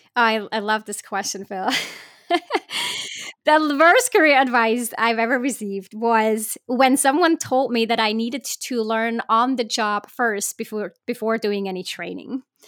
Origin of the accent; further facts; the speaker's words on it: Switzerland; I was born in Switzerland